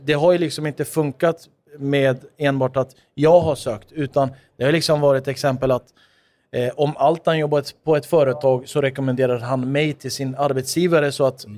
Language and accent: Swedish; Stockholm, Stockholm County, Sweden; Jag är född och uppvuxen i Tensta